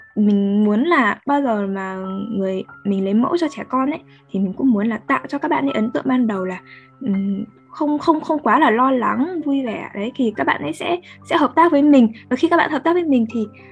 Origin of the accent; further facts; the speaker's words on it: Northern Vietnam, Vietnam; accent: Northern (miền Bắc); giọng chúng mình miền Bắc